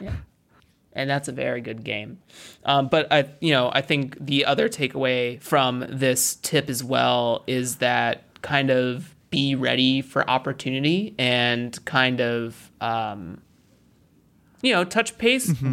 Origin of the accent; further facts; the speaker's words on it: United States; I'm American. I'm not African by any stretch of the imagination